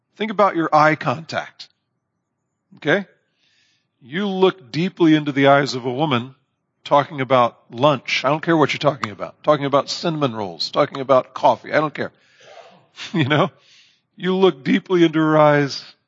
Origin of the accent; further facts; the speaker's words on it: Indiana, United States; I'm from Indiana